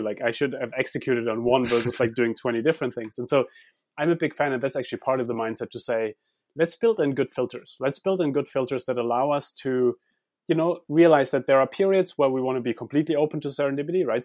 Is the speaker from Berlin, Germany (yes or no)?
no; Heidelberg, Baden-Württemberg, Germany; I grew up in Heidelberg